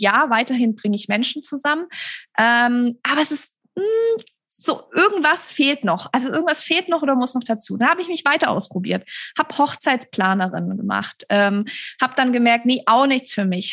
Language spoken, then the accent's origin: German; Stuttgart, Baden-Württemberg, Germany; in Stuttgart, das ist meine Heimatstadt, in der ich auch immer noch wohne